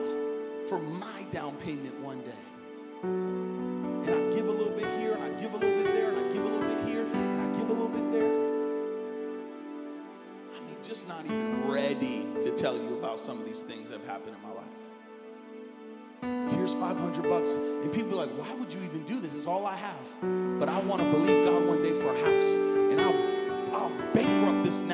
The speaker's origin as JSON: {"language": "English", "country": "United States", "said": "I come from America"}